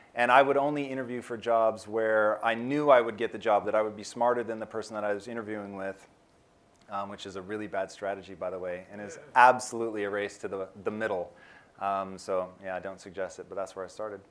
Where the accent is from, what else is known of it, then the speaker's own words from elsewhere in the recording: Tacoma, Washington, United States; now in Los Angeles, United States; I grew up in Tacoma, Washington, which is about an hour south of Seattle